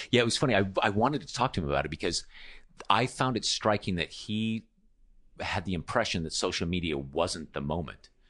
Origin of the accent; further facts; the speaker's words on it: United States; moved away as an adult; being born American.